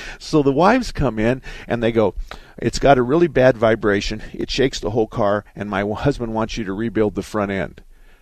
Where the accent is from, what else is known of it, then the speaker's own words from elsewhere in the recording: Southern Arizona, United States; I was born and raised in Southern Arizona.